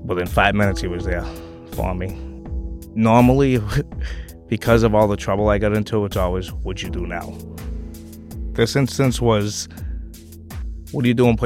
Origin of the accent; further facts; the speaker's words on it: Worcester, Massachusetts, United States; I grew up in Worcester, right on the border of Shrewsbury and Worcester, right off of Route 9